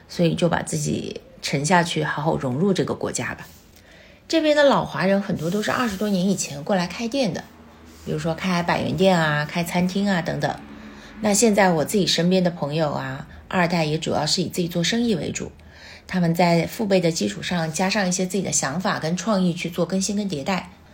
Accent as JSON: {"language": "Chinese", "country": "China", "said": "我们中国人身上就是有那种坚韧不拔，就是我就是要在这扎根的那个念头"}